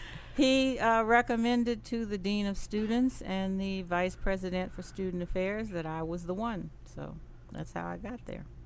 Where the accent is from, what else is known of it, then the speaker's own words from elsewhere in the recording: Indianapolis, Indiana, United States; moved away; I was raised up south in Indianapolis, Indiana